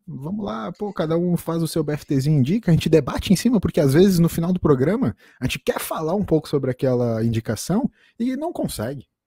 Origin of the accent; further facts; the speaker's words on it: Brazil; a gente que é brasileiro